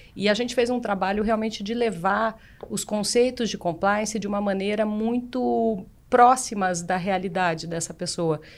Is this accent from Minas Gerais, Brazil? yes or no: no; Paraná, Brazil; eu sou paranaense